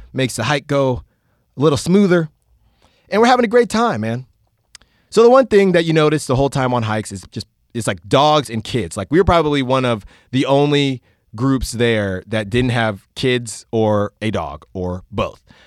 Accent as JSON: {"language": "English", "town": "Concord", "region": "California", "country": "United States", "tie": "born or raised there", "lives_now": "Oakland, United States", "said": "I grew up in Concord"}